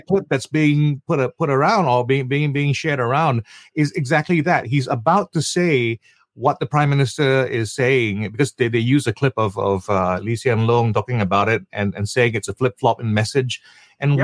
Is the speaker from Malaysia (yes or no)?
yes; Malaysia; now in Singapore; I am still a Malaysian. I have a family that's entirely Singaporean around me